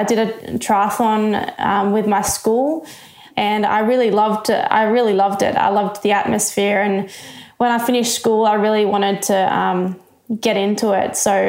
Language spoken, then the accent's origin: English; New South Wales, Australia; I loved the water. So I grew up as a swimmer.